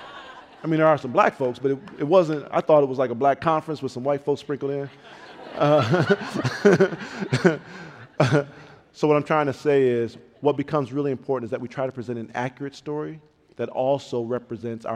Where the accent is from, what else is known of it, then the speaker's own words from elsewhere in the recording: Pontiac, Michigan, United States; I grew up in Pontiac, Michigan, very rough town